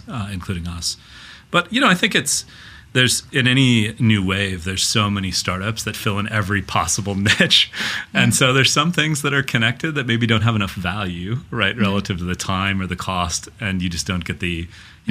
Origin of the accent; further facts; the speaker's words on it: Minnesota, United States; now in Silicon Valley, United States; me as a Minnesotan